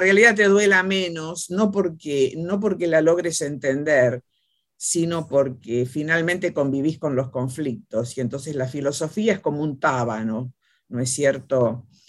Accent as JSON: {"language": "Spanish", "town": "Caleufú", "region": "La Pampa", "country": "Argentina", "tie": "born or raised there", "said": "yo nací en un pueblo, Caleufú, Pampa, eh, por lo tanto soy de la época del del circo y del teatro"}